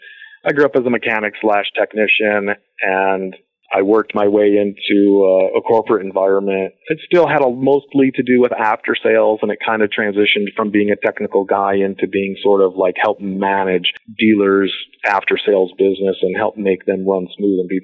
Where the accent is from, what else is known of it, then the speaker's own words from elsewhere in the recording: Midwest, United States; I grew up in the Midwest where, you know, customer service was a thing